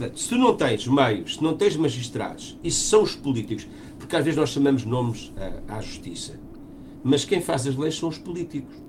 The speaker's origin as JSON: {"language": "Portuguese", "country": "Portugal"}